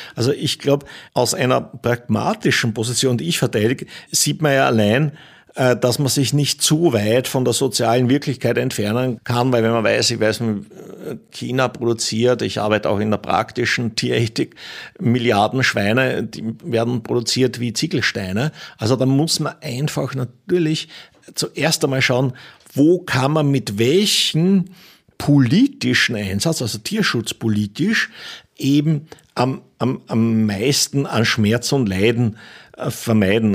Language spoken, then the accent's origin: German; Pinzgau, Salzburg, Austria; ich komme selber aus dem Pinsker